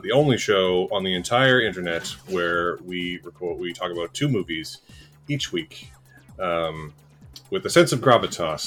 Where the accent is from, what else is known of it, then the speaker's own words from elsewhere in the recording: Canada; as Canadian podcasters and as smaller podcasters